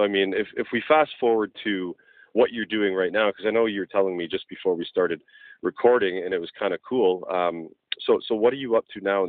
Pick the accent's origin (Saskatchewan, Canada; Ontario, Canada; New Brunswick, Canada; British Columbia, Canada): Ontario, Canada; Brampton; I grew up in Brampton, Ontario